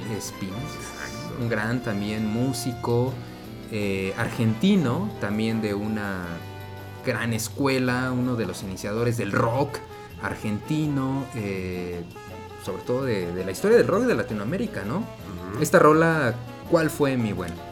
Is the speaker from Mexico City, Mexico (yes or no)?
yes; Mexico City, Mexico; la casa donde yo nací, en la colonia Zona Escolar, al norte de la Ciudad de México